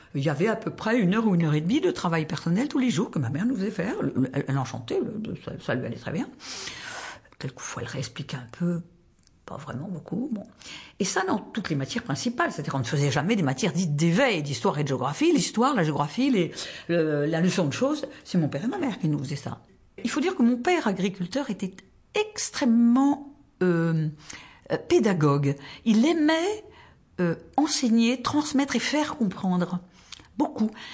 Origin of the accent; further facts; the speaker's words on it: Tarbes, Occitania, France; now in Paris, France; Je suis née à Tarbes, dans les Hautes-Pyrénées